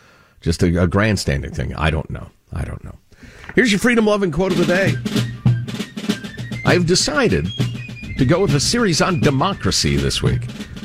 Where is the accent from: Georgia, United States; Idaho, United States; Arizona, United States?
Idaho, United States; As a young boy growing up in Idaho, I was able to dig tunnels in the snowdrifts that would accumulate in our yard.